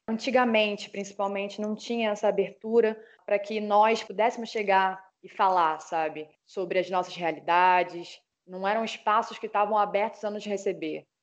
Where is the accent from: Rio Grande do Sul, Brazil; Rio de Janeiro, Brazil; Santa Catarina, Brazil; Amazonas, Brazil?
Rio de Janeiro, Brazil; Duque de Caxias; Eu sou atriz, sou carioca, sou da Baixada Fluminense, sou cria da favela do Lixão em Duque de Caxias